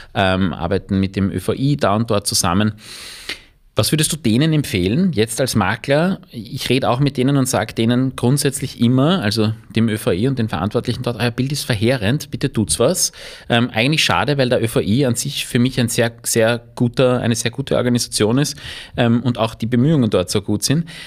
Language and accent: German; Vienna, Austria; ich bin kein Wirtshauskind, sondern ich bin ein Wiener Stadtkind